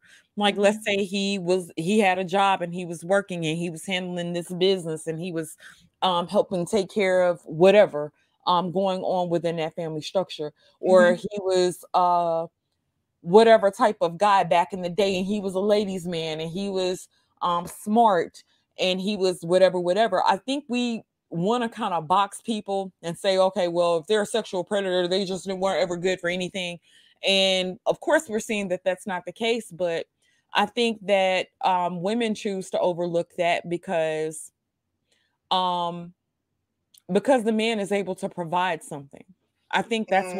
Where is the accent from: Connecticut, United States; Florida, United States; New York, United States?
New York, United States; New York City; I stayed in Brooklyn, New York. I grew up in Coney Island for the most part.